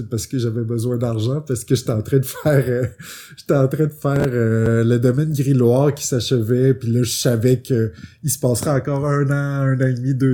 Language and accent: French; United States; French is a second language; fait que j'ai fait hey, je suis américaine, je vais faire de la BD pour je vais je faire traduire mes choses puis je vais les pitcher.